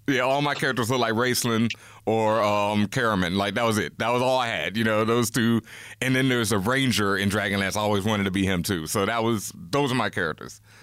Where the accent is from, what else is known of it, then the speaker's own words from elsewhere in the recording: Houston, Texas, United States; I grew up in Houston, Texas, and Houston back then was very segregated